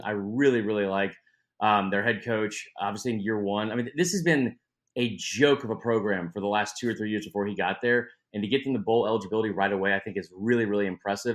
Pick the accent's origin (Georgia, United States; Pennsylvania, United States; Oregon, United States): Georgia, United States; Atlanta; born and raised in Atlanta